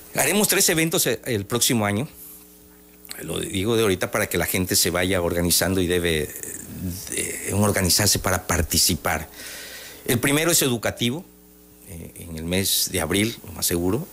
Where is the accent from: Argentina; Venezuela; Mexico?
Mexico; Tabasco; yo soy tabasqueño, ¿no? 100%